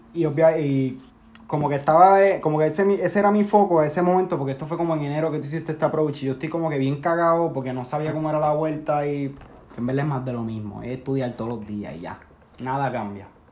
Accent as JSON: {"language": "Spanish", "country": "Puerto Rico", "moved": "yes", "said": "Somos como siete boricuas."}